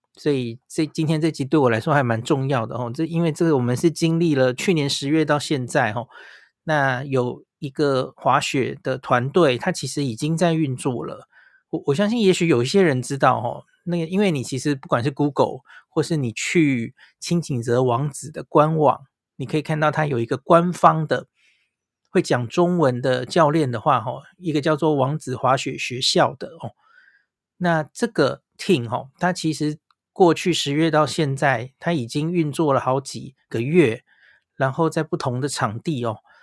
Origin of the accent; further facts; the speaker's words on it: Taiwan; 我们台湾人去的话